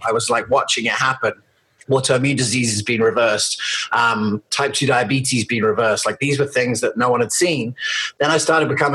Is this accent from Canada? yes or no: no; England, United Kingdom; also born or lived in United States; I was born in America and then I moved to England